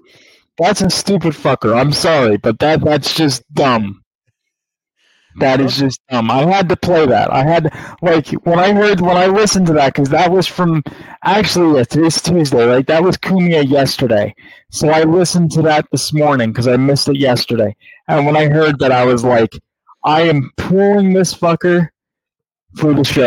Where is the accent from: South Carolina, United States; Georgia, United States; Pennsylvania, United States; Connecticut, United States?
Georgia, United States; Holy shit, I'm from Cobb County. My dad is still in Kennesaw. See why I left? I'm not stupid enough to live there anymore.